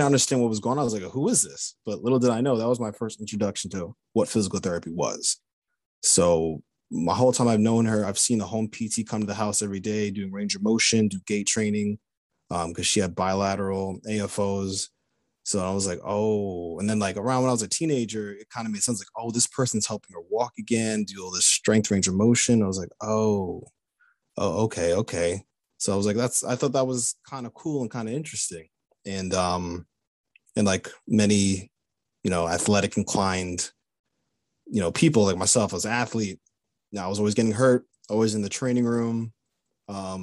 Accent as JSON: {"language": "English", "area": "Long Island", "region": "New York", "country": "United States", "tie": "born or raised there", "said": "I grew up in Long Island, New York"}